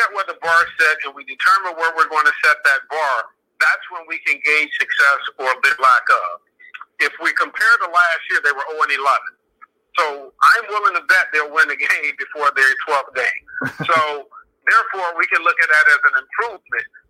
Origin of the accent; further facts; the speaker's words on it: Cleveland, Ohio, United States; moved away; my hometown in Cleveland